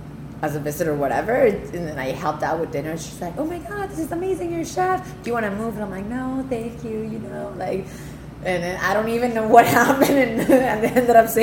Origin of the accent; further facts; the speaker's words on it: Mexico; moved away as an adult; also born or lived in Toronto, Canada; now in Prince Edward County, Canada; I'm originally from Mexico, lived in Toronto for 7 years, and now in the county for almost 2.5.